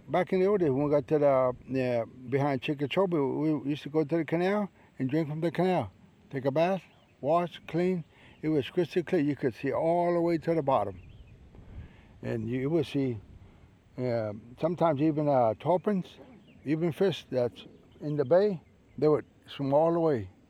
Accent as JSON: {"language": "English", "area": "Everglades tree island", "region": "Florida", "country": "United States", "tie": "born or raised there", "said": "So that's when we moved from Casalapo all the way to that island. And that's where I was born"}